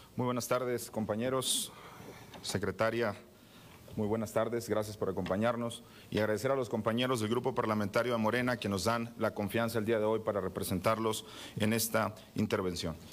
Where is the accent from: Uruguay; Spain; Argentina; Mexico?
Mexico; como mexicanos